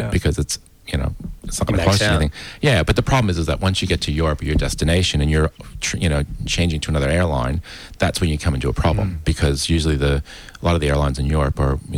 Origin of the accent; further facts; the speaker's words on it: United States; also born or lived in New York; now in Australia; As an American